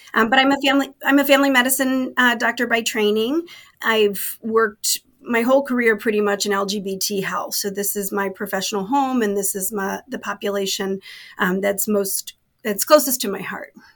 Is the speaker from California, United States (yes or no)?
no; Chicago, Illinois, United States; moved away as an adult; now in Los Angeles, United States; I'm from Chicago originally